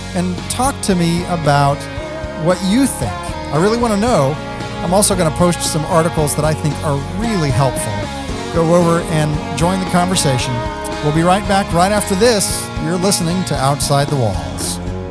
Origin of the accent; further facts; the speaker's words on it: West Texas, United States; also born or lived in Kentucky; I was born in Kentucky. I moved to West Texas early on through, through no fault of my own, and yet I am, if you ask anyone around me, fully Texan